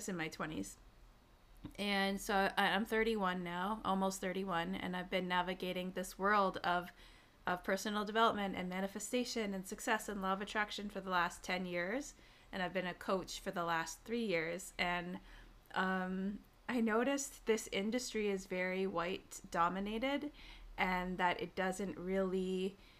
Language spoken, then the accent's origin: English; Tyendinaga Mohawk Territory, southern Ontario, Canada; born and raised in Tiendanega Mohawk Territory, which is a small First Nations reservation in southern Ontario